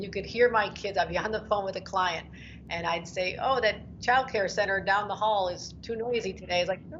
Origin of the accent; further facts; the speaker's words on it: New York, United States; moved away as an adult; also born or lived in Buffalo, New York / Washington; I was from New York, I'm down in Washington